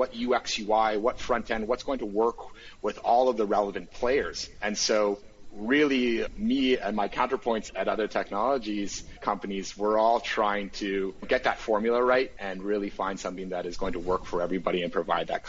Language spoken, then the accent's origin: English; Canada; as a Canadian